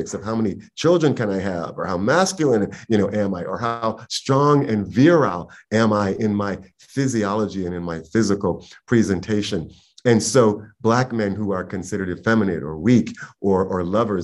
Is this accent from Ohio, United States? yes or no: no; New York City, New York, United States; I was born and raised in Harlem in the very late 60s and raised in the early 70s.